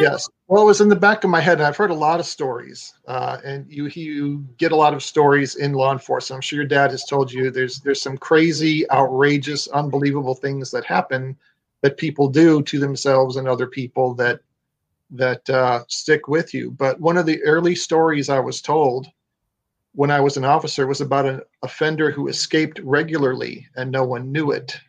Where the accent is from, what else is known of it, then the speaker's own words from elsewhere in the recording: Illinois, United States; moved away as an adult; now in Florida, United States; I'm originally from Illinois.